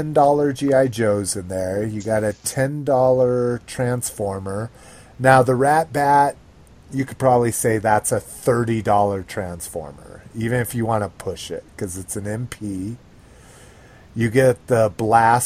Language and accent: English; New Mexico, United States; I grew up in New Mexico